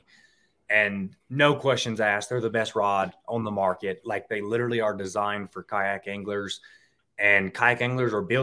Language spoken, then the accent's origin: English; Mississippi, United States; I grew up in Mississippi